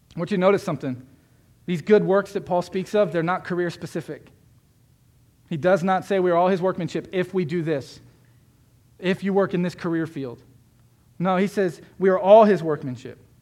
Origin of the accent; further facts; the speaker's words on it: Florida, United States; I grew up in Florida